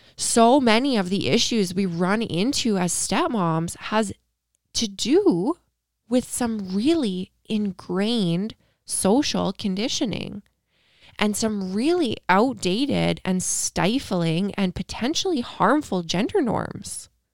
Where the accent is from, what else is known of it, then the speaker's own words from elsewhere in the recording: Canada; I'm Canadian